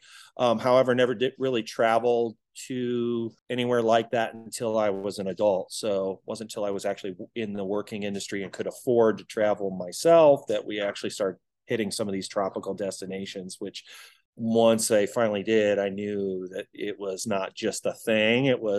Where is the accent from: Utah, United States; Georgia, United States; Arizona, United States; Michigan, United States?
Michigan, United States; Detroit; now in Kansas City, United States; Originally grew up in Detroit. So I'm not a Kansas City native.